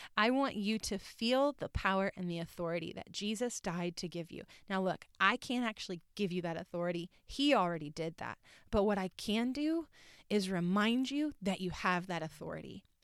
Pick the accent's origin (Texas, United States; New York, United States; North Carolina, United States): North Carolina, United States; moved away as an adult; also born or lived in Orlando; I was born and raised in North Carolina.